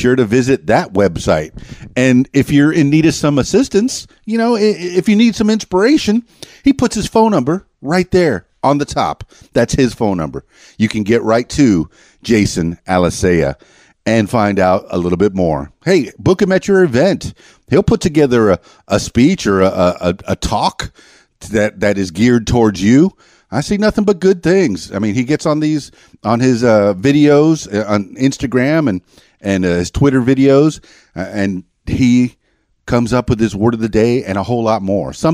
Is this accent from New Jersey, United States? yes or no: no; Florida Keys, United States; also born or lived in Miami; now in Arkansas, United States; I'm from the Florida Keys, and that moniker has followed me all the way to Arkansas, which is where I am now.